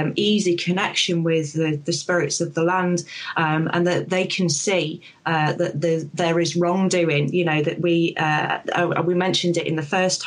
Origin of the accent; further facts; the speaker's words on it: Sherwood Forest, Nottinghamshire, East Midlands, United Kingdom; I'm originally from Sherwood Forest, from Nottinghamshire, sort of the village there.